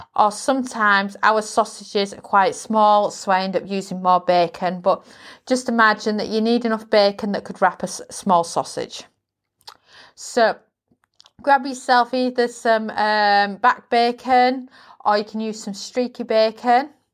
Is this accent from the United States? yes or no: no; United Kingdom